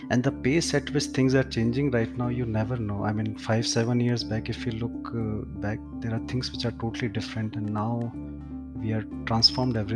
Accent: Jaipur, Rajasthan, India; now in Gurgaon, India; I'm in my hometown, Jaipur.

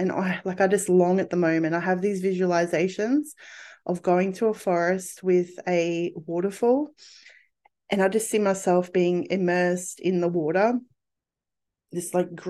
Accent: England, United Kingdom; born there; I was born in spring in England.

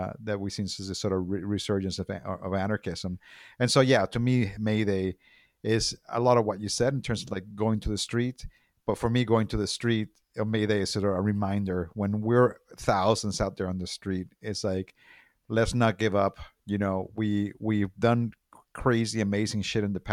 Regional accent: Puerto Rico; I'm from Puerto Rico, which is a colony of the United States

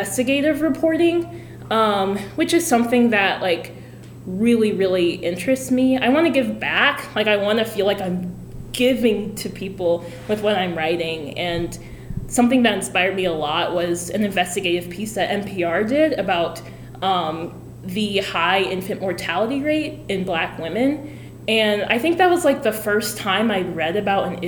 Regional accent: Freeport, Illinois, United States; moved away as an adult; I'm from Freeport, Illinois. We call it Pretzel City because that's our high school mascot

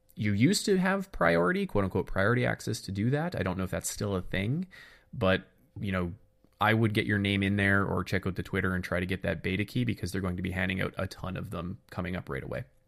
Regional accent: Canada; being Canadian

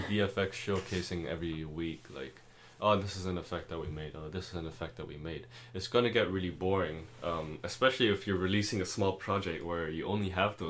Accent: Malaysia; first language German and Cantonese; English is a second language; moved away; being from Malaysia

